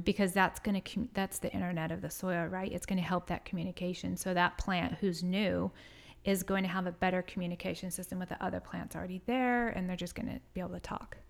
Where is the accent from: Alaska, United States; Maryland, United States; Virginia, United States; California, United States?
California, United States; San Diego; moved away; I grew up in San Diego